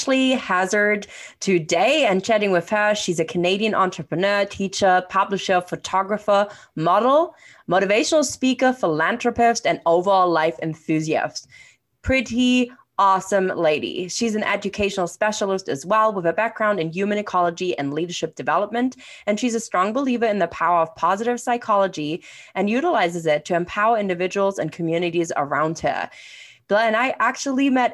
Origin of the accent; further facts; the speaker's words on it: England, United Kingdom; accent: English; my funny English accent.